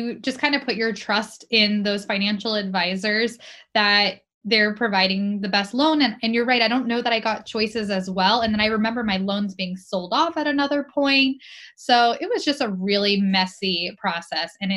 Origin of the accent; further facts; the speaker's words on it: Florida, United States; I grew up in Florida